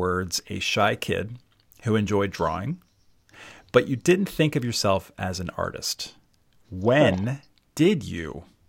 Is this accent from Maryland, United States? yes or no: yes; Baltimore, Maryland, United States; also born or lived in Rhode Island / New York / Philadelphia area; now in outside Philadelphia, United States; I'm from Baltimore, Maryland. But jumped around a little bit. I went to RISD, and after RISD, moved to New York